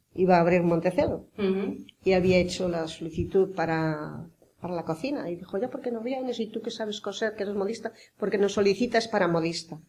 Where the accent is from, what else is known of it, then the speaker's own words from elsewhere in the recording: Pontevedra, Galicia, Spain; Yo nací en Pontevedra, pero nací a dos kilómetros de Pontevedra. Pero mis padres tenían muchísimas fincas y muchísimos animales